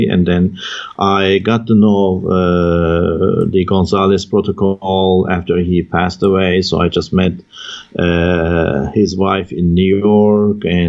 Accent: Taurus Mountains, southern Turkey, Turkey; moved away; I was raised in the Taurus Mountains in the southern part of Turkey

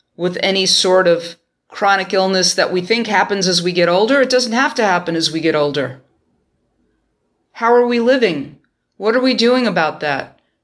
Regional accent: New York, United States; my hometown of New York

